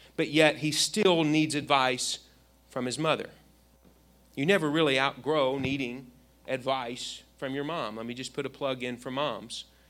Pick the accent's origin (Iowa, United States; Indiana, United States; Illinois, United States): Indiana, United States; I grew up in Indiana